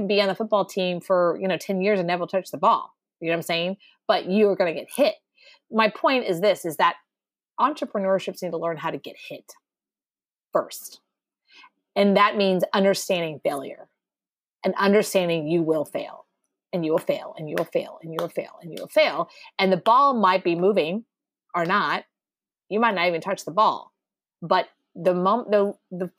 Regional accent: Texas, United States; born and raised Texas

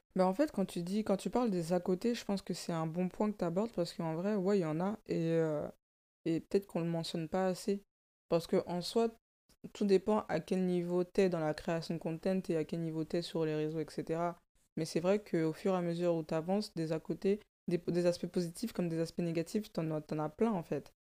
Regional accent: France; also born or lived in Africa; Je suis née en Afrique, j'ai grandi en banlieue

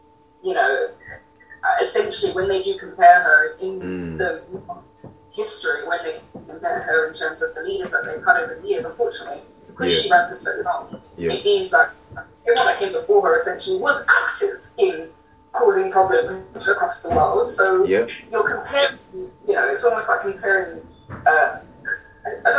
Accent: United Kingdom; as a British citizen

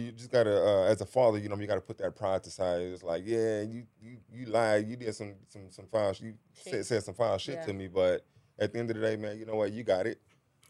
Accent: Houston, Texas, United States; I was born and raised in Acres Home.

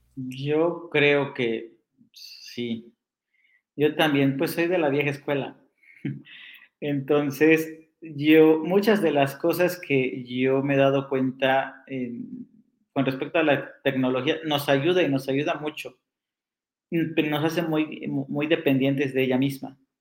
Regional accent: Mexico City, Mexico; moved away as an adult; also born or lived in Morelos; now in Tijuana, Mexico; Yo nací en la Ciudad de México. Llevo, llevaba 11 años en, Morelos

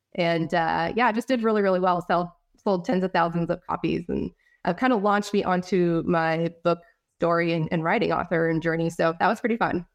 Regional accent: California, United States; also born or lived in Idaho; now in Texas, United States; I'm originally from California. We moved to Idaho, um, and we're living there for about the past four to five years, and then we just moved to Texas

